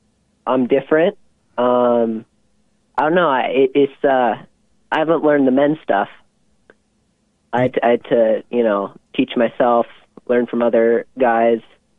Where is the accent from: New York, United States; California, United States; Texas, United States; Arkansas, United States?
California, United States; San Francisco; I'm from San Francisco